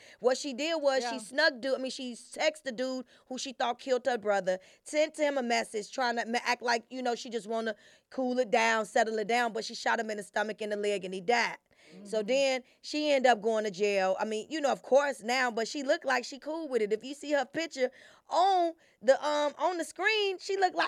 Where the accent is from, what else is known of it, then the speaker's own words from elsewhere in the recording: Chicago, Illinois, United States; I'm from Chicago